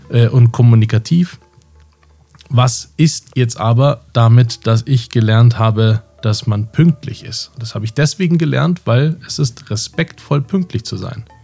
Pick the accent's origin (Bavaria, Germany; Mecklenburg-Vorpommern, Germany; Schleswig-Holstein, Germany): Bavaria, Germany; Munich; ich komme aus München.